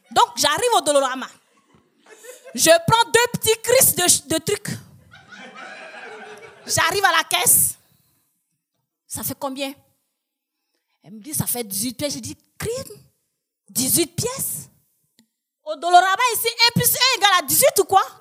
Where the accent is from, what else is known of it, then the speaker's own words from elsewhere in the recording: Côte d’Ivoire; moved away as an adult; now in Quebec, Canada; chez nous, en Côte d'Ivoire